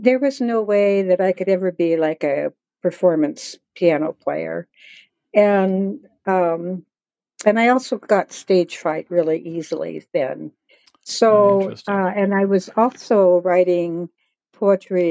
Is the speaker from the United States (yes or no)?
yes; Seattle, Washington, United States; also born or lived in Browning, Montana; I grew up in Laurelhurst. And in Laurelhurst, if you go out on one of the streets, you can look straight up, and there's the University of Washington